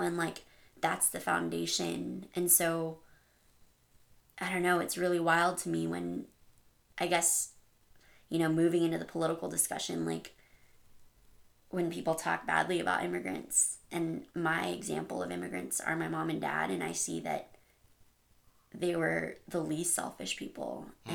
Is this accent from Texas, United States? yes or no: yes; El Paso, Texas, United States; I grew up in El Paso right next to the border of Juarez